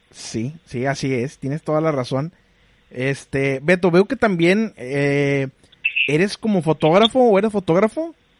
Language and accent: Spanish; Monterrey, Nuevo León, Mexico; Yo también soy de Monterrey.